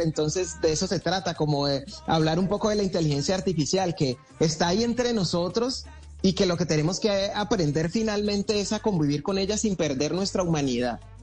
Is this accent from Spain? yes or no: no; Cali, Valle del Cauca, Colombia; de Cali pa'l mundo